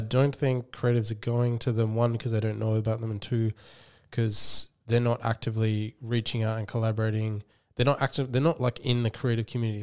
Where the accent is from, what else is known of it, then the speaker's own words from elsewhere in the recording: Australia; that's how I view myself as, as an Australian